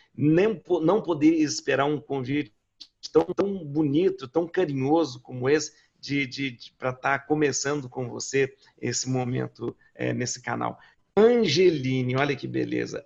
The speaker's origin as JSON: {"language": "Portuguese", "town": "Lavras", "region": "Minas Gerais", "country": "Brazil", "said": "eu sou de uma cidade do interior de Minas, Lavras"}